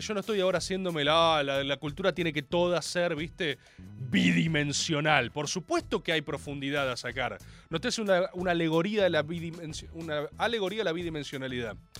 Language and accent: Spanish; Buenos Aires, Argentina; Yo soy argentino.